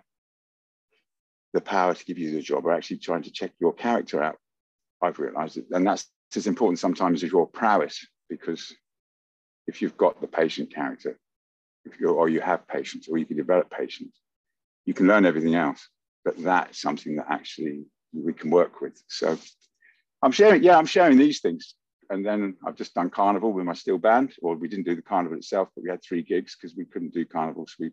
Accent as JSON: {"language": "English", "town": "Luton", "region": "East of England", "country": "United Kingdom", "tie": "born or raised there", "also_born_or_lived": "Oundle, England", "said": "I grew up in Luton, but I had to go to school in a little village in England called Oundle when I was 4 and a half."}